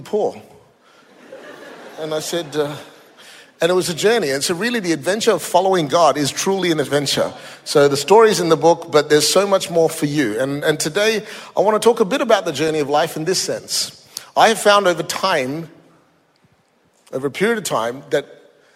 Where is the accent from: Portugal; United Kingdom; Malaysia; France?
Malaysia; also born or lived in Singapore; now in Australia; I was born in Singapore, grew up in Malaysia, Indian origin, Australian citizen for 30 years